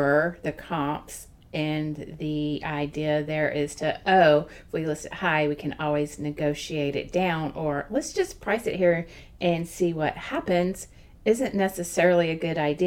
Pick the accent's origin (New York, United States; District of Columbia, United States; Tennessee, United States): Tennessee, United States; Nashville; moved away; Nashville, Tennessee is where I'm from